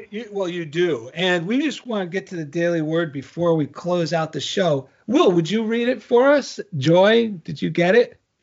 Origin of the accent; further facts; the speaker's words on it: New Jersey, United States; I'm from New Jersey, and actually that's how you say journal in Jersey